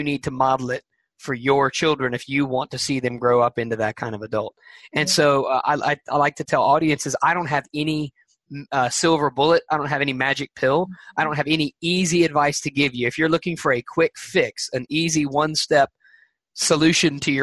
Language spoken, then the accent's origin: English; Alabama, United States; I am from Alabama